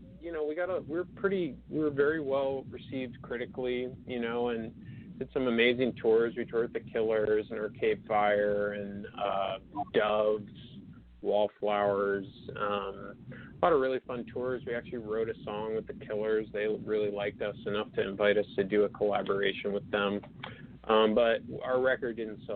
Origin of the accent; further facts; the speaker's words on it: New Hampshire, United States; also born or lived in Boston; I grew up in New Hampshire.